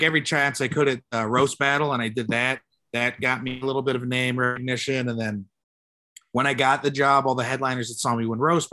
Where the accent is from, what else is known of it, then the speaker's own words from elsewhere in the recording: San Jose, California, United States; I'm a kid from Eastside San Jose